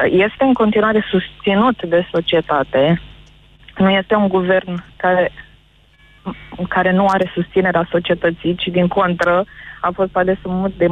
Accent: Bucharest, Romania; Din București.

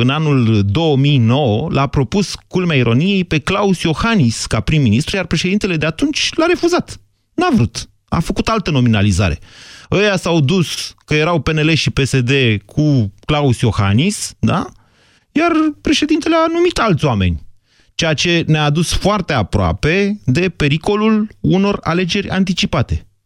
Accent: Constanța, Constanța County, Romania; Constanța, din România.

